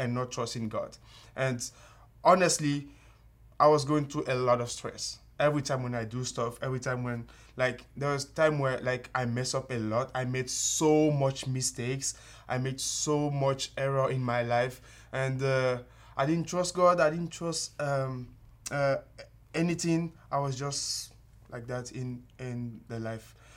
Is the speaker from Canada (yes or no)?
no; Benin; moved away as an adult; also born or lived in Togo; now in United States; I'm from Benin. It's, uh, a tiny country, uh, located in West Africa. It's close to Nigeria 'cause my, my country is really small. So, yeah, uh, I grew up there